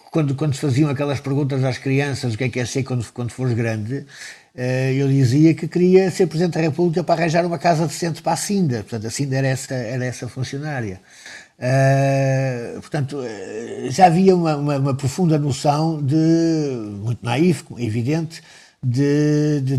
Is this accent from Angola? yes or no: yes; Angola; born there; Ele, ele tinha sido também administrador florestal em Angola, aliás, onde eu nasci.